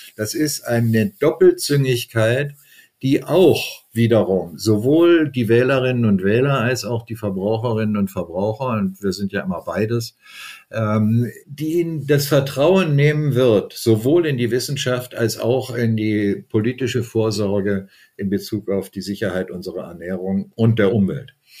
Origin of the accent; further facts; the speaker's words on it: Germany; hier bei uns in Deutschland